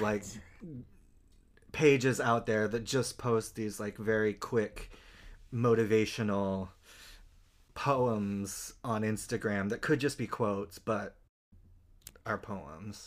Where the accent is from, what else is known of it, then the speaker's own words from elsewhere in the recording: Utah, United States; moved away; I'm from Utah